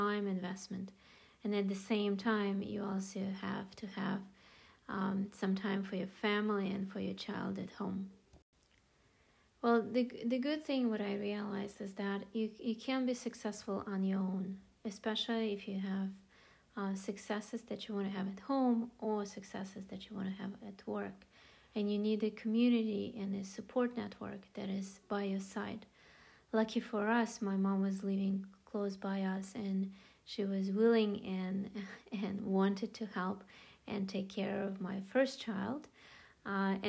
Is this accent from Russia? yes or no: yes; Russia; moved away as an adult; now in Chicago, United States; I am originally from Russia. I came to the United States in 1995, and I came to go to college